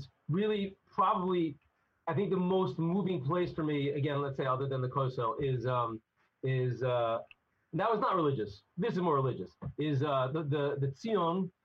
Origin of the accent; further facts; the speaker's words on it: United States; I'm definitely an American boy